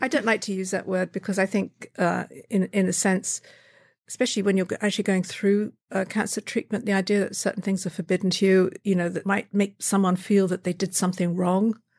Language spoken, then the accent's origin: English; Brighton, South East England, United Kingdom; moved away; I was born in Brighton in, uh, Sussex, England, which is a seaside town.